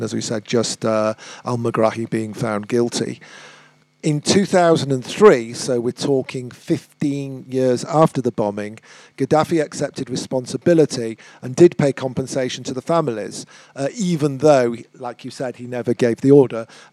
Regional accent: United Kingdom; we're British

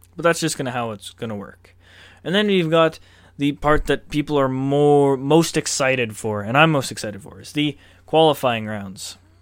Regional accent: Canada; I'm a proud Canadian

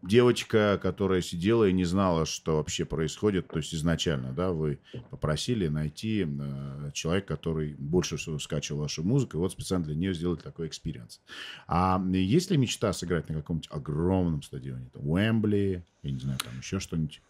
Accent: Armenia; мы, армяне, тут, в общем-то, всю свою сознательную жизнь воюем

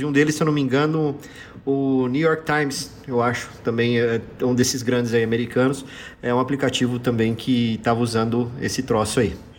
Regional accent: interior of São Paulo state, Brazil; a gente do interior do, interior do, interior do interior do estado de São Paulo, a gente fala porta

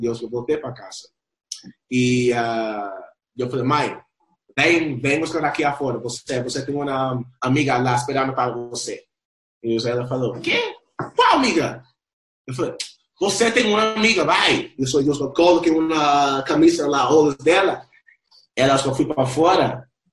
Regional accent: Lima, Peru; Portuguese is a second language; also born or lived in Compton, California, United States; now in Brazil; Eu nasceu em Compton fui direto, depois de dois anos, para o Peru

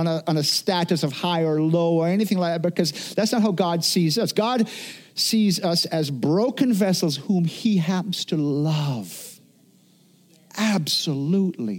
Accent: Jamaica; now in United States; I grew up in Jamaica where it wasn't uncommon for, you know, on an evening, all of a sudden, all the power just goes

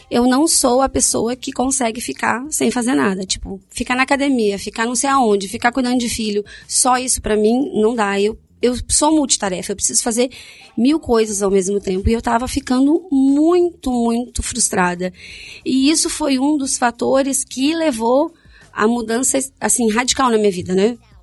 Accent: Rio Grande do Sul, Brazil; moved away as an adult; also born or lived in Paraná; Eu saí do Rio Grande do Sul e fui para o Paraná

